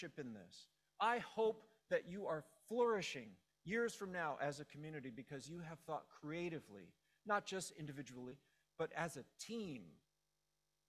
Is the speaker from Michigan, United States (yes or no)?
no; Los Angeles, California, United States; I grew up in Los Angeles.